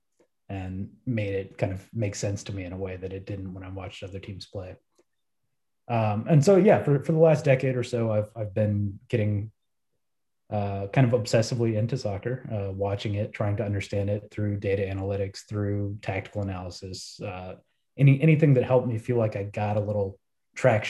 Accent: Texas, United States; moved away as an adult; also born or lived in Brazil / Mexico; that was the path that I went down growing up in Texas

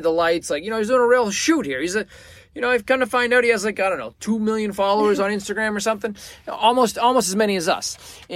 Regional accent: Boston, Massachusetts, United States; I'm from Boston

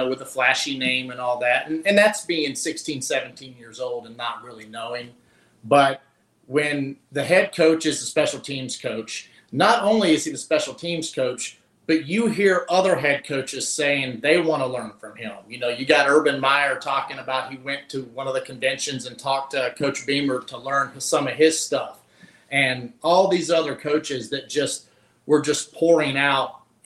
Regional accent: Pulaski County, Virginia, United States; moved away as an adult; now in Grand Rapids, United States; I grew up in the Blue Ridge Mountains, Pulaski County, Virginia

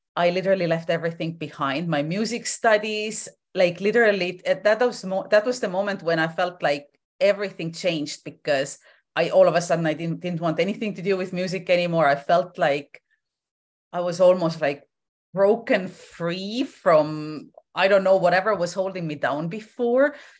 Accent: Estonia; moved away as an adult; now in Vancouver Island, Canada; I was born and raised in Estonia. I ended up moving to Canada when I was in my twenties.

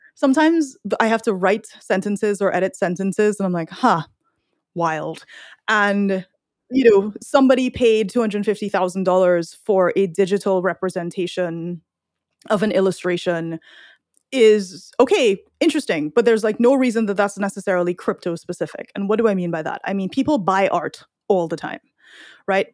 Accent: Trinidad & Tobago; now in United States; I'm from Trinidad

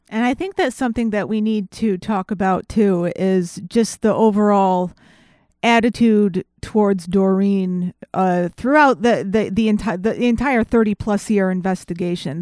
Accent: Connecticut, United States; I'm from Connecticut

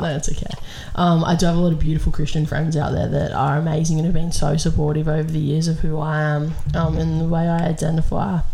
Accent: Australia; we live in Australia

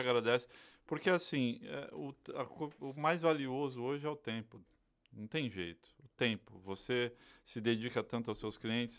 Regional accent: Bahia, Brazil; moved away; also born or lived in São Paulo; eu sou baiano

